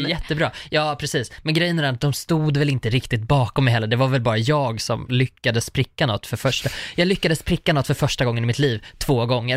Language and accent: Swedish; Rostaberg, Sweden; also born or lived in Uppsala; också uppvuxen på landet